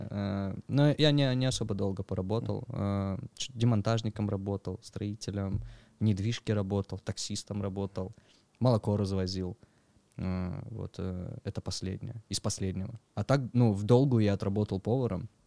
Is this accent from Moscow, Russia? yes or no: no; Pyatigorsk, Stavropol Krai, Russia; moved away as an adult; now in Sochi, Russia; Я с Пятигорска. Ты я с Кавказа, да. Родился там, э, Пятигорск, МВ. Вот, уехал оттуда в 19 лет.